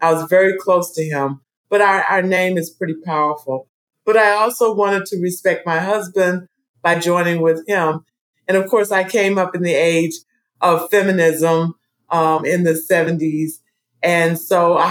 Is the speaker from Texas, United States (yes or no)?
no; Fayetteville, North Carolina, United States; So I grew up in Fayetteville, North Carolina, which is a military town.